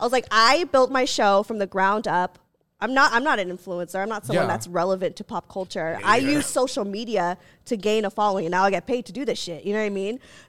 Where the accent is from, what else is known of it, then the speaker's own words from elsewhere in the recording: Philippines; And also she's Filipino and I'm Filipino, so I think there was a part of me that was like, please.